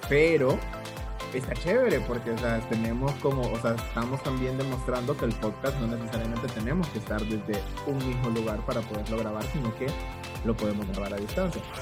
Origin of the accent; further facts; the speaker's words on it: Santa Ana, El Salvador; es de mi tierra Ciudad Morena